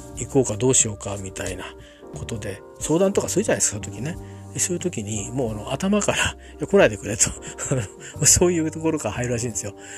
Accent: Japan; also born or lived in Tokyo; 東京で生まれましたけど周辺で周辺の田舎で育ちましたんでね

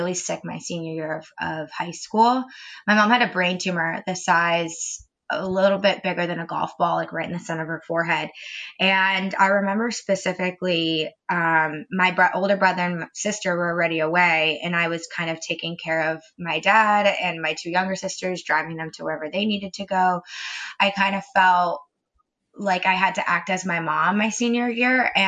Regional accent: Ormond Beach, Florida, United States; now in Winter Park, United States; I grew up in Ormond Beach, which is only about an hour north.

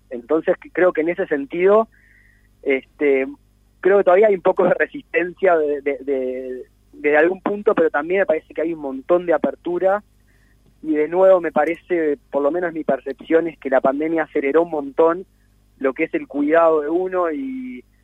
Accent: Montevideo, Uruguay; mis amigos de Montevideo, cuando yo me mudé aquí, soy de Montevideo hace 10 años y tengo mi, grupo de amigos de Montevideo

